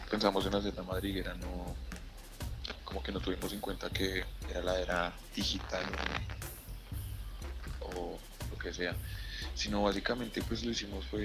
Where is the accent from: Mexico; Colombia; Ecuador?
Colombia; directo de las calles de Colombia para el mundo.